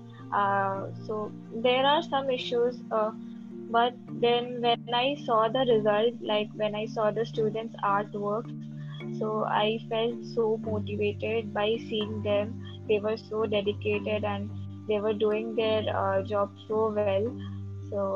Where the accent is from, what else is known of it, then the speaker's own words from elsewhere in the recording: India; I'm from India